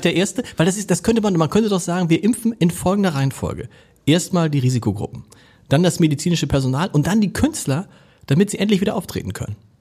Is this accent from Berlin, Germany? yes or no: no; Hamburg, Germany; als Hamburger